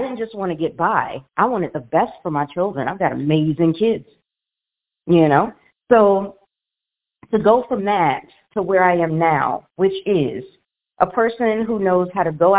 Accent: Washington, District of Columbia, United States; moved away as an adult; now in Las Vegas, United States; we have moved just a couple months ago from our home, well, my hometown of Washington, D.C.

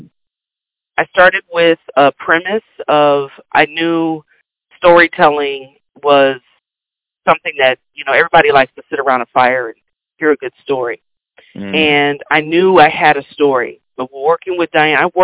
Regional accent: Kansas, United States; I'm from Kansas

